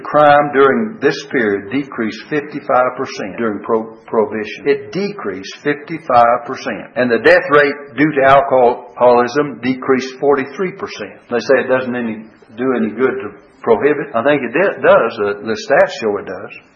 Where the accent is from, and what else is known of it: United States